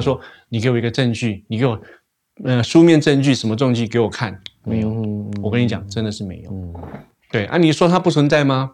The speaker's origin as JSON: {"language": "Chinese", "country": "Taiwan", "said": "我们那个台湾人都会讲说死掉之后下一世啊"}